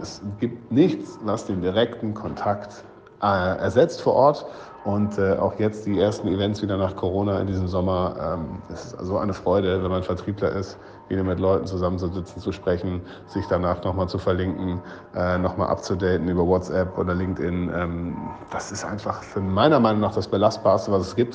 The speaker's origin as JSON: {"language": "German", "town": "Cologne", "region": "North Rhine-Westphalia", "country": "Germany", "tie": "born or raised there", "moved": "yes", "lives_now": "Berlin, Germany", "said": "nach Köln in meiner Heimatstadt"}